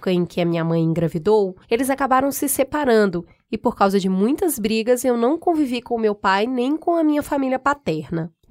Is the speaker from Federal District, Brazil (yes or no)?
no; Minas Gerais, Brazil; moved away as an adult; now in São Paulo, Brazil; Mudei de Minas para São Paulo para fazer faculdade